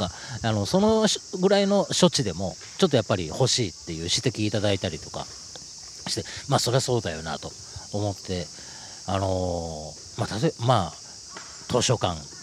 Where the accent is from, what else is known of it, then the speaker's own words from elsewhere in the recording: Osaka, Japan; 大阪のね、えー、えー、と梅田っていう繁華街のすぐ近所で、えー、と生まれ育ってるんですよね